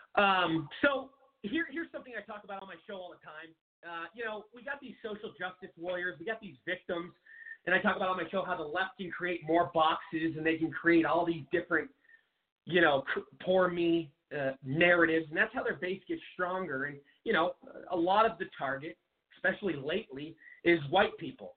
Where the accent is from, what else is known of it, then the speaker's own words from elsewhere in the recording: Washington, United States; my home state of Washington